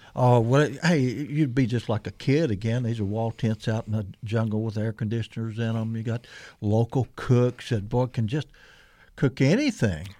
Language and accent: English; Missouri Bootheel, United States; I grew up just hey, 250 miles from here down in the swamp to the Boot Hill